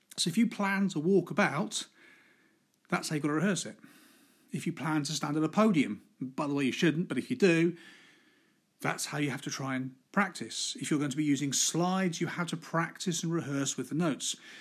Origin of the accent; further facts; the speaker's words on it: Midlands, United Kingdom; I'm from the Midlands